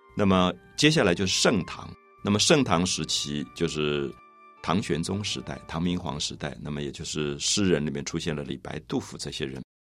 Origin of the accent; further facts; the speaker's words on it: Taiwan; 我来自台湾